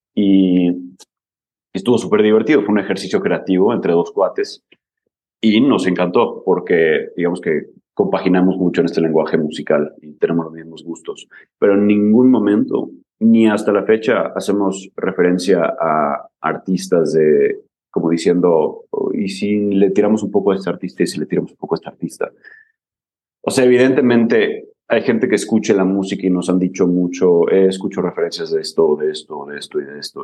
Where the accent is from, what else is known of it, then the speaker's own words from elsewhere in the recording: Mérida, Yucatán, Mexico; also born or lived in Barcelona / Scotland; somos de Mérida, queremos llegar a otra parte, pero estamos en Mérida